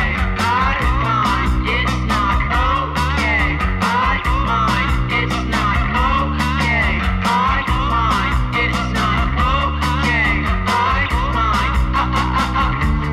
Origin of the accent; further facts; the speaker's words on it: Charlotte, North Carolina, United States; now in New York City, United States; I'm from Charlotte.